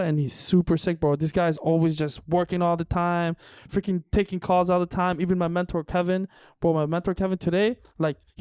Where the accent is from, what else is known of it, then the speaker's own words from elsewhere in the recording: Oakville, Ontario, Canada; I grew up in Oakville